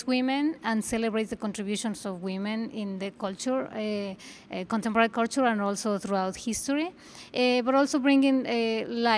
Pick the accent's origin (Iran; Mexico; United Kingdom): Mexico; moved away as an adult; now in New York, United States; I'm originally from Mexico